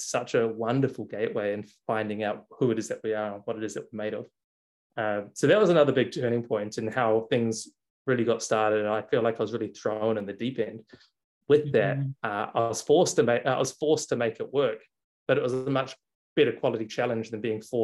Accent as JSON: {"language": "English", "country": "New Zealand", "also_born_or_lived": "Melbourne, Australia / Bali, Indonesia", "moved": "yes", "said": "I'm from New Zealand. I was living in Australia"}